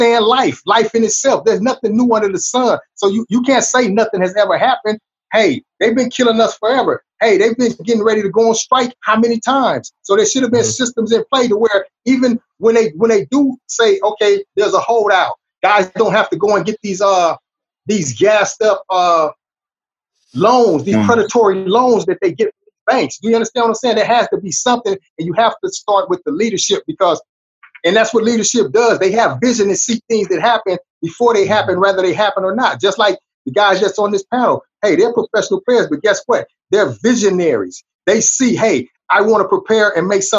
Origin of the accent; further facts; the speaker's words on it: Long Beach, California, United States; I come from Long Beach Poly High, Sports Illustrated School of the Century.